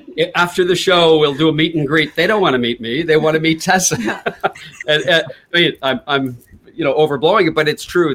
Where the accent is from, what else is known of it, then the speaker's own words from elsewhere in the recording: Canada; worked at the radio station with him in my hometown in canada